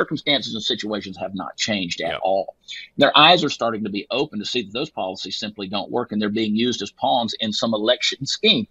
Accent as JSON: {"language": "English", "region": "Texas", "country": "United States", "said": "I'm a Texan"}